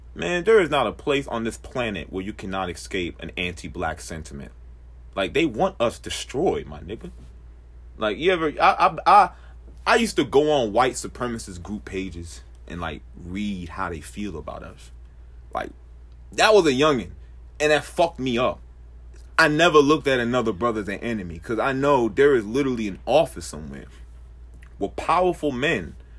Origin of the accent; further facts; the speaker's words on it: Puerto Rico; moved away; also born or lived in Charlotte; I was born in Rio Piaggio, Puerto Rico.